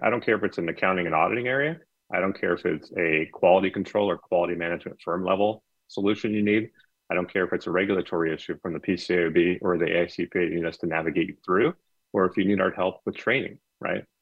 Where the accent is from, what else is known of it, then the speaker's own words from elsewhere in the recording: Anaheim, California, United States; I grew up in Anaheim and right down the right down the street from Disneyland.